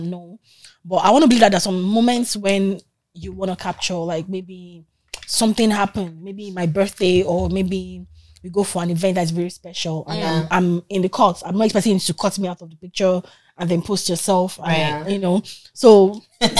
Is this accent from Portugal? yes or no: no; Nigeria; now in Toronto, Canada; being a Nigerian, you know, insecure girl